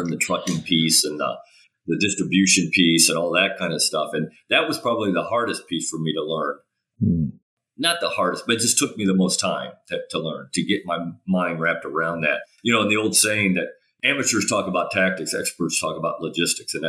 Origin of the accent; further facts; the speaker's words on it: United States; I'm an American. I'm not Australian